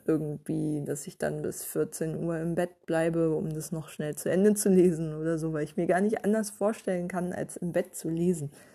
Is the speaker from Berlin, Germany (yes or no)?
yes; Berlin, Germany; als Berliner